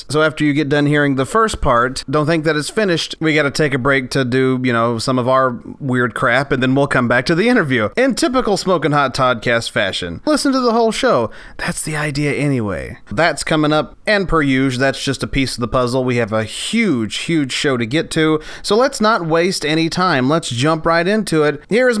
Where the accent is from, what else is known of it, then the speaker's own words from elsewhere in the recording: Scott County, Tennessee, United States; We grew up together in Scott County, Tennessee